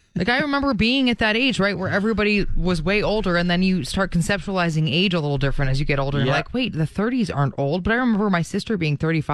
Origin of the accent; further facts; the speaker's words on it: Brampton, Ontario, Canada; we grew up in Brampton, and tons of people have pools there because of how hot it is all through summer.